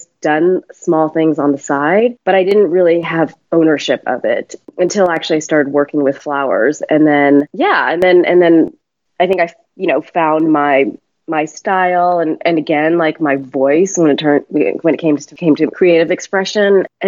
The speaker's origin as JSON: {"language": "English", "country": "United States", "tie": "born or raised there", "said": "So I was brought up in the States and kind of moved around quite a bit. So also had a very nomadic upbringing."}